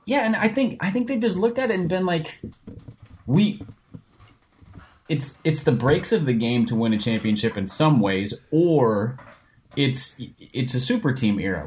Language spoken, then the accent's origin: English; Minnesota, United States; I grew up in Minnesota.